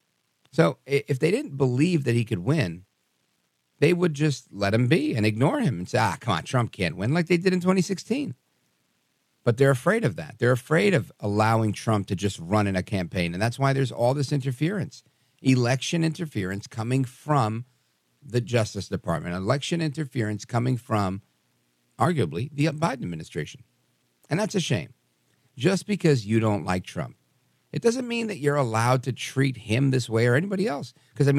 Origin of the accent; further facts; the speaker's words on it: Brooklyn, New York, United States; growing up in Brooklyn